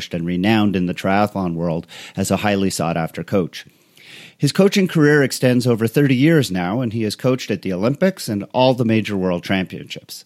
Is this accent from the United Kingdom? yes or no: no; Canada; moved away; growing up in Canada, coming to triathlon when I was still living there